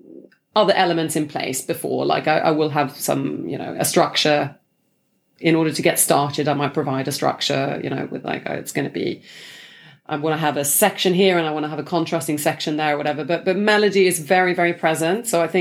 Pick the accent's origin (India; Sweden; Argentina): Sweden; English is a second language; now in London, United Kingdom; Actually, I used to have an American accent because I was just like watching a lot of Friends, you know, growing up in Sweden. And then when I moved here, I just switched like on the day